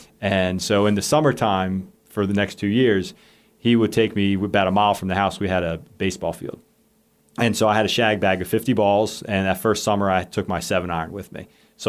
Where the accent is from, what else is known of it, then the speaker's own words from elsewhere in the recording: Bel Air, Maryland, United States; moved away as an adult; now in Blacksburg, United States; I'm from Baltimore, Maryland, originally, okay. A town called Bel Air, a little northeast of that.